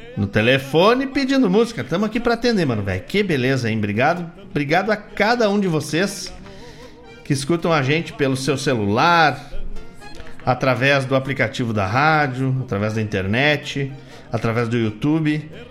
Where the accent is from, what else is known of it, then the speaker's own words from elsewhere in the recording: Gaúcho, Rio Grande do Sul, Brazil; circulamos enquanto gaúchos e gaúchos pela mesma pampa